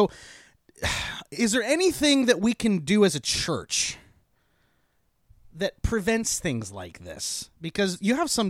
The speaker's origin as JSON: {"language": "English", "town": "Tonasket", "region": "Washington", "country": "United States", "said": "I'm from Tenasket, though."}